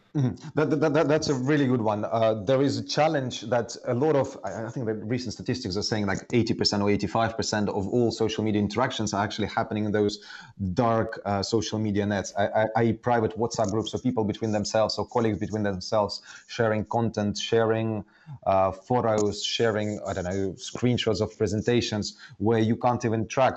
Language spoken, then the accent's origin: English; Estonia; moved away as an adult; also born or lived in Soviet Union; now in London, United Kingdom; I, I, grew up initially in Soviet Union, but then in the 90s um, in Estonia, I, I, was almost like growing up in Finland or somewhere else